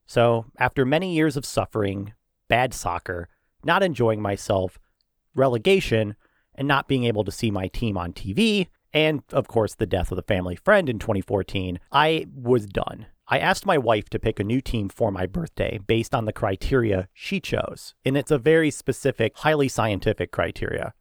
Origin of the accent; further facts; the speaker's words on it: Detroit, Michigan, United States; My hometown of Detroit